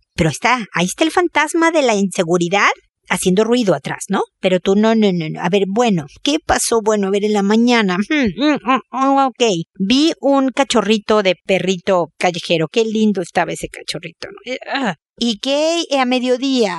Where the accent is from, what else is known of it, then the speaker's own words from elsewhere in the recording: Mexico; moved away as an adult; also born or lived in United States; now in Chile; en México, mi país de origen, en Chile, mi país de adopción